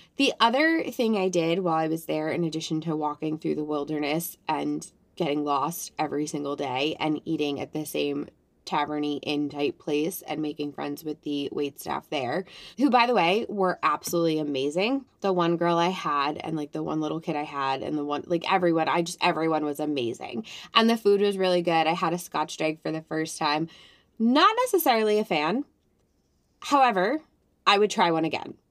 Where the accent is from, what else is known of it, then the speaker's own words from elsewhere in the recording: New Jersey, United States; also born or lived in Connecticut; I was born in Connecticut, lived there till I was two, moved to New Jersey, and I'm not going to say I'm a Jersey girl, but I am a, I'm a girl who's lived in New Jersey at this point of this story, 30 years of my life